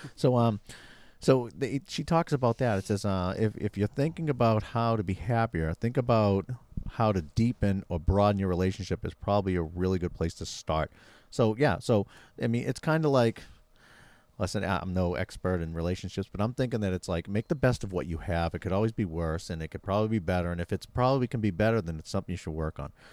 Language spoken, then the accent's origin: English; Massachusetts, United States; I was from Boston